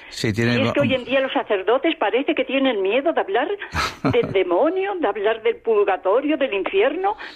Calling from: Valdepeñas, Castilla-La Mancha, Spain; de Valdepeñas.

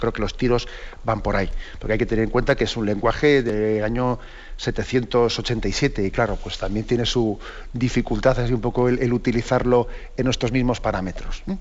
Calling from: Tres Cantos, Community of Madrid, Spain; de Tres Cantos.

